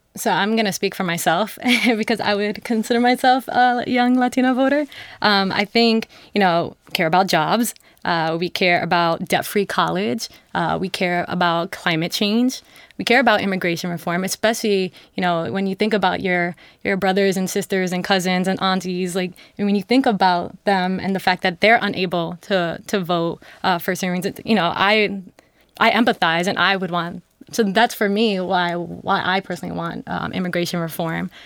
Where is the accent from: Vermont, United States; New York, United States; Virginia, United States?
New York, United States; New York City; my family is from the Dominican Republic in Costa Rica, and I'm from New York City